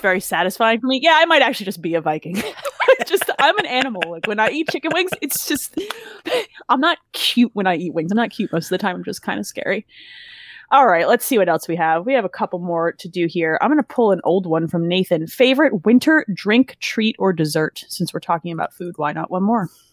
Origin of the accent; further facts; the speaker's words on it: New Jersey, United States; I grew up in Jersey